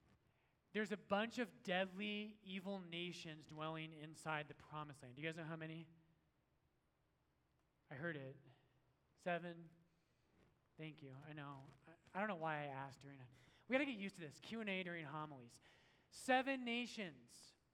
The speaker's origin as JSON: {"language": "English", "country": "Ireland", "said": "And I'm Irish and we don't like British people, so I'm like, yes, like, let's go fight him right now."}